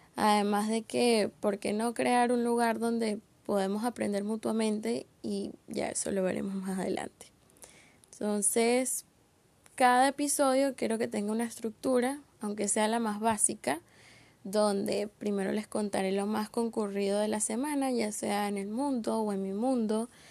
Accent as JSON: {"language": "Spanish", "town": "Caracas", "region": "Capital District", "country": "Venezuela", "said": "soy caraqueña, con 22 años"}